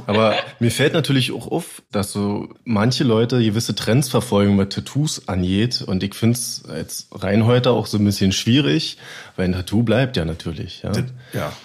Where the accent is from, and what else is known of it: Berlin, Germany; moved away